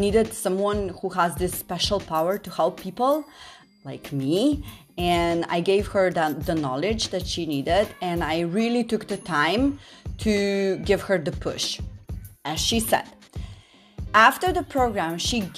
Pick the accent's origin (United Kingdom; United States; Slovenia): Slovenia; Slovenia. My home country